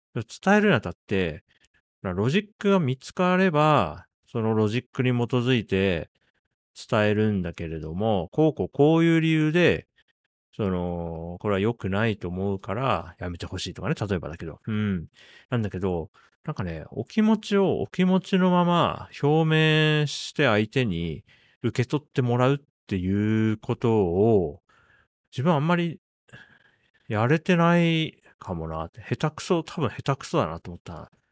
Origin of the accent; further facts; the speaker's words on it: Japan; 僕1983年に日本に生まれて、まあ、40歳になるまで育って